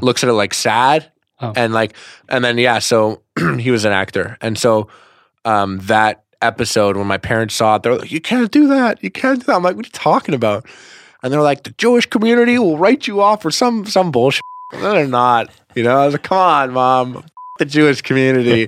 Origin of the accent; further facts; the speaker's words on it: Montreal, Quebec, Canada; first language English; I'm from Montreal, Canada